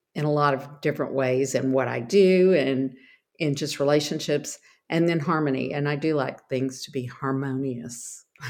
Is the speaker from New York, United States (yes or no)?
no; Texas, United States; I am from Texas originally